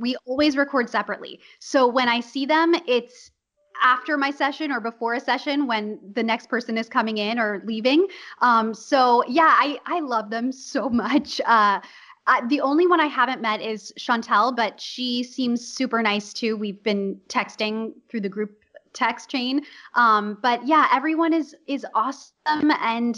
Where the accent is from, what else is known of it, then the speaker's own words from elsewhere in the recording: Los Angeles, California, United States; also born or lived in New York; I'm from Los Angeles